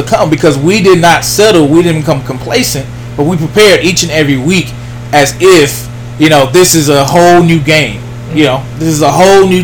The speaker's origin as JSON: {"language": "English", "town": "Pittsburg", "region": "Texas", "country": "United States", "tie": "born or raised there", "said": "me being a from Pittsburgh, you know, it's my hometown"}